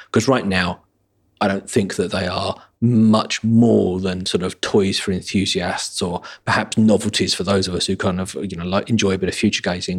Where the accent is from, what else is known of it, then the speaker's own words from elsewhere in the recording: an hour outside London, England, United Kingdom; now in London, United Kingdom; my hometown, an hour outside London